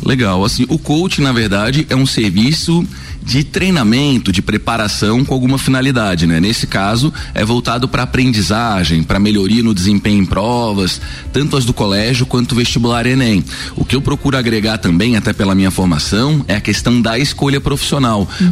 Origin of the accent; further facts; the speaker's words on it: Florianópolis, Santa Catarina, Brazil; moved away as an adult; now in Lages, Brazil; eu sou natural de Florianópolis